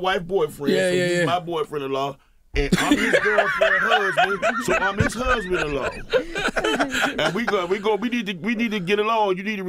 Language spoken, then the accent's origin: English; the South, United States; Well, I'm from the South, but they don't really. We run our household, you know.